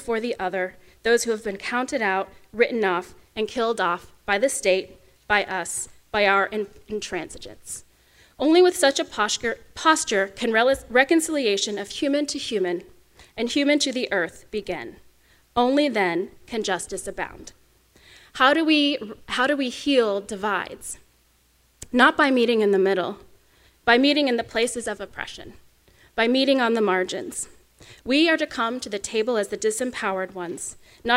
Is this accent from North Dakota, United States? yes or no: no; Oklahoma, United States; accent: Oklahoma; my home state of Oklahoma